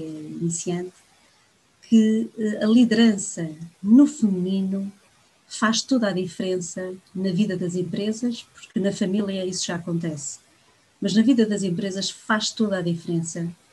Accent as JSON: {"language": "Portuguese", "town": "Viana do Castelo", "region": "Norte", "country": "Portugal", "tie": "born or raised there", "moved": "as an adult", "lives_now": "Angola", "said": "Nasci no Minho, por isso sou minhota de berço, mas acima de tudo sou angolana de coração."}